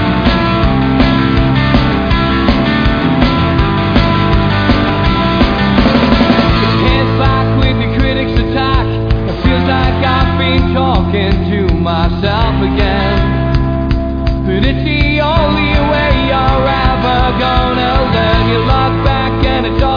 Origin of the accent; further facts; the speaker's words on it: Newcastle upon Tyne, North East England, United Kingdom; I'm the Geordie